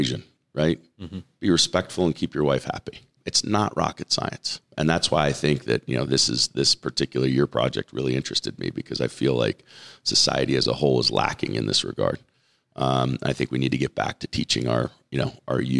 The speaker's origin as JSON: {"language": "English", "town": "Torrance", "region": "California", "country": "United States", "tie": "born or raised there", "moved": "as an adult", "lives_now": "Las Vegas, United States", "said": "I was born and raised in Southern California, in Torrance, California"}